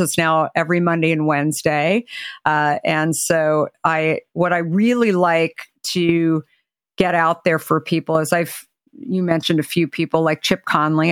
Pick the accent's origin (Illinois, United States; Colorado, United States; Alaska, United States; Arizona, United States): Arizona, United States; now in Marin County, United States; growing up in Arizona